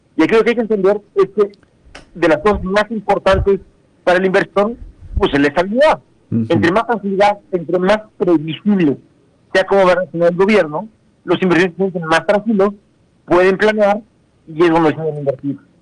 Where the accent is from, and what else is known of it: Mexico